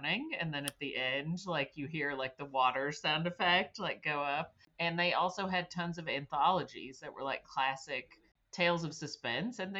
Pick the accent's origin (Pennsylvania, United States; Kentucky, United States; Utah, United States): Kentucky, United States; Jackson County, Eastern; I grew up in Jackson County, which is part of Eastern Kentucky